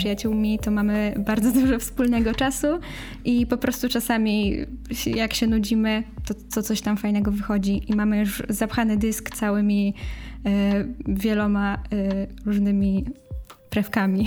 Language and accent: Polish; Cieszyn, Silesian Voivodeship, Poland; ja jestem z Cieszyna